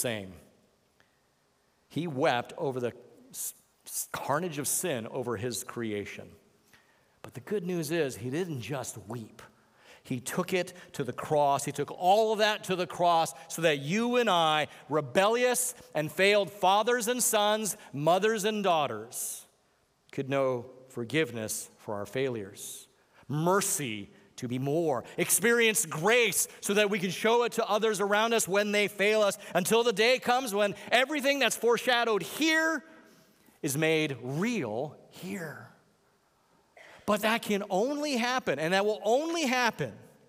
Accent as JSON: {"language": "English", "region": "Hawaii", "country": "United States", "said": "I'm from Hawaii"}